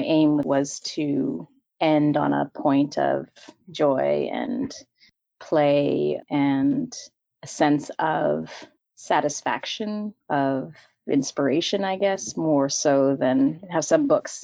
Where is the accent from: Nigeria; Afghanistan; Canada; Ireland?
Canada; Victoria, British Columbia; now in Vancouver, Canada; I was born and raised in Victoria, BC, and moved to Vancouver for school, and then never left.